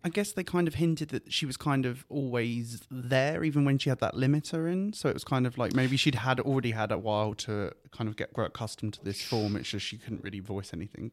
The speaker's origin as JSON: {"language": "English", "country": "United Kingdom", "said": "I say this as a British person"}